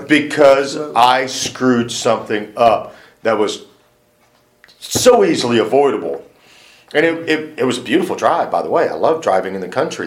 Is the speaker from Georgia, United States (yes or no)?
no; Houston, Texas, United States; I was born in the Heights